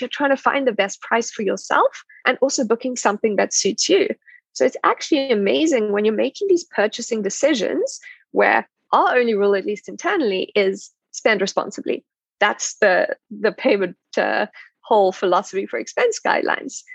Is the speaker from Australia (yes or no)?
no; South Africa; moved away; I'm South African